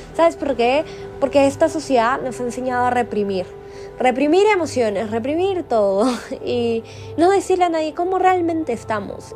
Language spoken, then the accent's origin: Spanish; Lima, Peru; moved away; en mi ciudad natal, en Lima, Perú